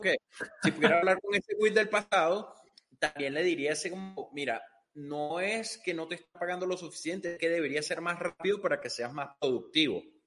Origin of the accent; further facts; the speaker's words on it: Venezuela; Yo soy de Venezuela y Venezuela es un país que desde que estoy pequeño ha estado jodido